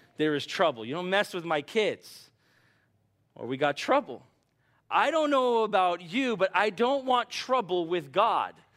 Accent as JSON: {"language": "English", "country": "United States", "also_born_or_lived": "Bahamas / Brazil", "said": "as an American"}